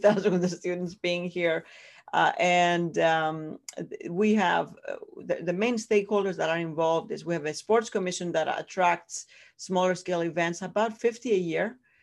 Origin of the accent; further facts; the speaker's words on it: Greece; accent: Greek; English is a second language; moved away as an adult; Greece, I'm from Greece originally. That's where the accent comes from